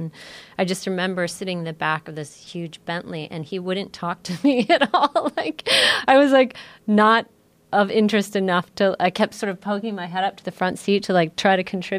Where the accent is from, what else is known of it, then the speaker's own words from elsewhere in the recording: United States; also born or lived in San Francisco; as an American.